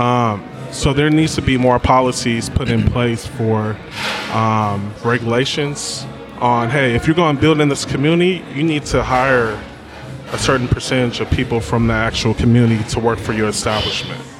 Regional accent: Berkeley, California, United States; I am from Berkeley, California, born and raised.

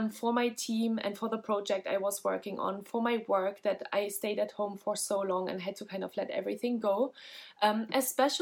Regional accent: Germany; I'm from Germany as well

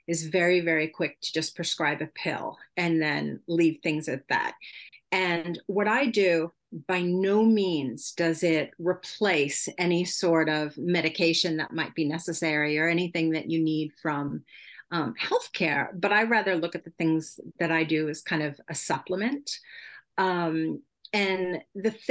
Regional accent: United States; first language English; moved away as an adult; now in Sweden; I am an American citizen, but I've been living abroad in Europe for over 20 years already

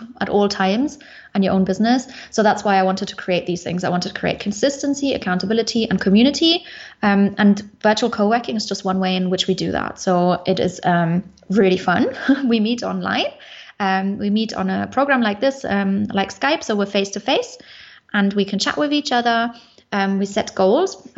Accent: Munich, Bavaria, Germany; moved away as an adult; I come originally from Munich in Germany, but I am now location independent

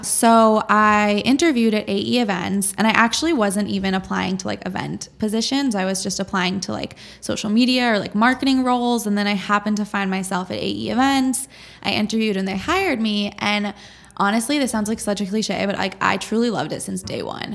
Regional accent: Boston, Massachusetts, United States; also born or lived in upstate New York; So I'm from Boston. Um, I was born here

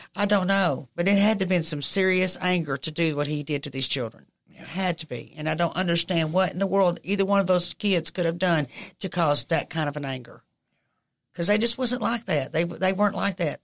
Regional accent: United States; I grew up on College Hill

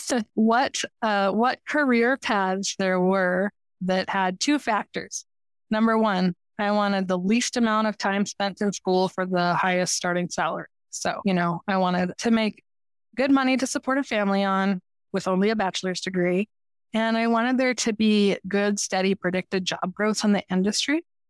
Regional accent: Denver, Colorado, United States; I grew up in Denver, Colorado

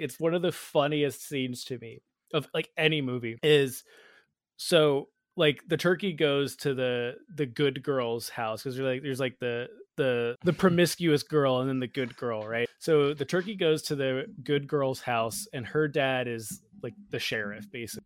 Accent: Georgia, United States; growing up in Georgia, I lived seven doors down

